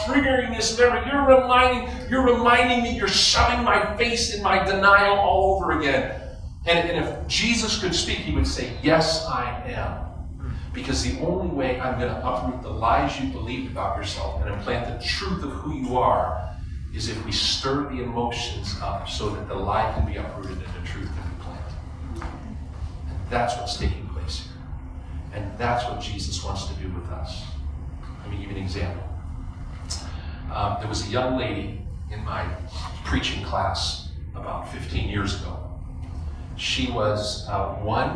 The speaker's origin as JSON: {"language": "English", "region": "Western Pennsylvania", "country": "United States", "said": "I'm from Western Pennsylvania. That's coal country"}